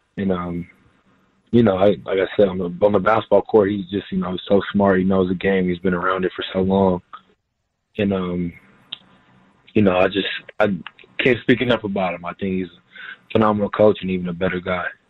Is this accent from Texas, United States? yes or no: yes; Houston, Texas, United States; moved away as an adult; also born or lived in Fort Worth, Texas / Columbus, Ohio; now in San Diego, United States; I was from Houston